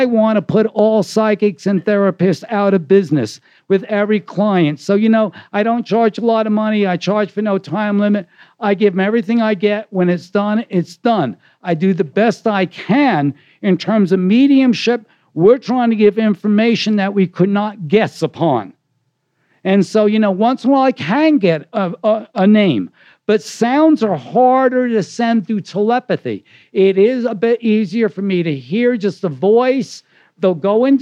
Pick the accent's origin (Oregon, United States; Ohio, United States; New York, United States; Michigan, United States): New York, United States; I'm from New York